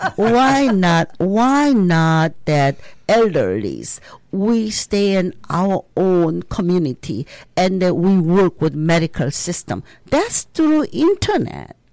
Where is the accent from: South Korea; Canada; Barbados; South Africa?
South Korea; now in Minnesota, United States; I'm s, from South Korea